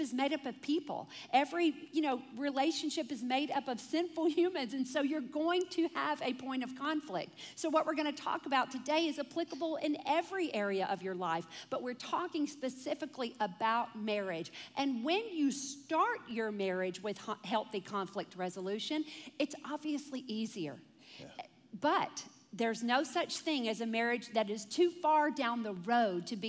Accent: Deep South, United States; I came from a family that was like, you know, we're from the Deep South

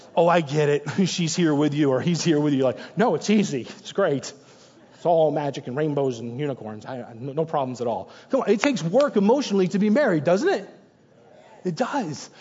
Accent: New Hampshire, United States; moved away; also born or lived in New York; I'm originally born and raised in New Hampshire

